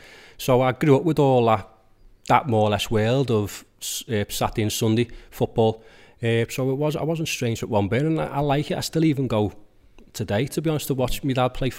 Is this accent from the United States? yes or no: no; Skelmersdale, North West England, United Kingdom; Obviously, I'm growing up in Skem, and he was a bit more posher.